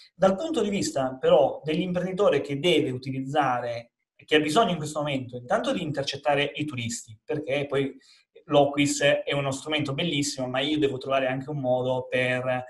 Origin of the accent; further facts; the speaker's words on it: Calabria, Italy; in Calabria, eh, che come sai è la mia terra nativa